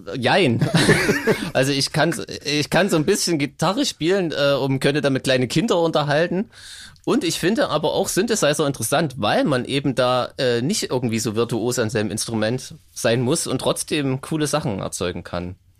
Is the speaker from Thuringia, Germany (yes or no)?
yes; Gera, Thuringia, Germany; ich komme aus Gera